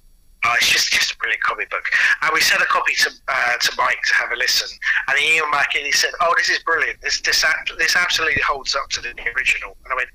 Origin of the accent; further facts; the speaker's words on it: United Kingdom; so I'm British